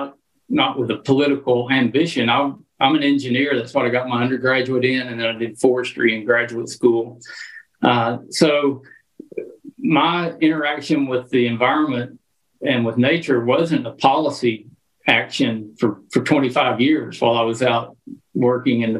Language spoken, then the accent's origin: English; Arkansas, United States; growing up in Arkansas